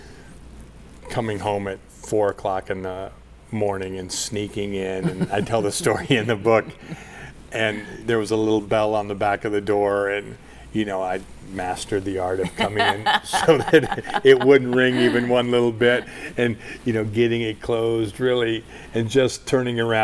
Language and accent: English; Burlington, United States; moved away; also born or lived in Minneapolis; I grew up in Burlington, and we moved there